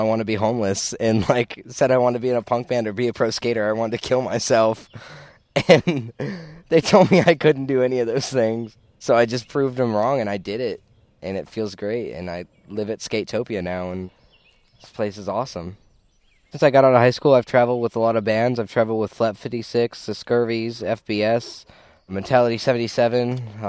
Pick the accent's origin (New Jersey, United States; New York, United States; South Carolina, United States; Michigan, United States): Michigan, United States; Crystal Falls; moved away; I'm from Crystal Falls, Michigan.